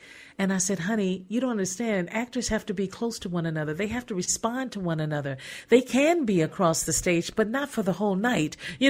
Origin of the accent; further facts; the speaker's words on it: Gary, Indiana, United States; moved away; I'm from Gary, Indiana.